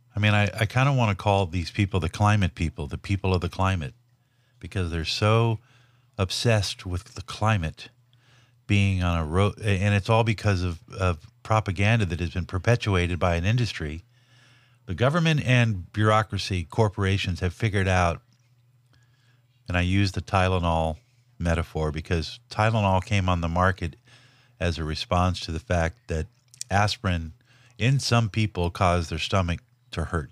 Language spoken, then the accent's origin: English; Los Angeles, California, United States; born or raised there